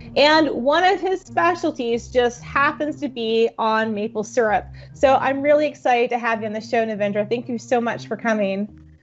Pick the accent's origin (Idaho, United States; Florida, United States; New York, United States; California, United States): Florida, United States; South; I grew up in South Florida